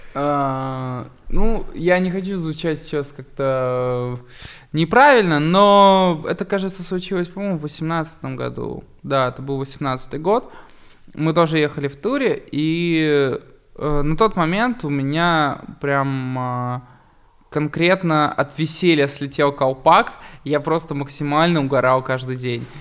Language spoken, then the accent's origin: Russian; Barnaul, Altai Krai, Russia; Я просто пацан из Барнаула, который выращен в самом Гопнинском районе